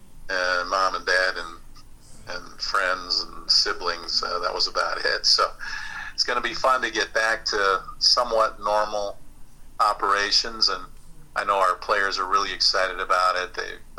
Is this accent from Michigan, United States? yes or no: yes; Belleville, Michigan, United States; moved away; I grew up in Belleville, which is just down the road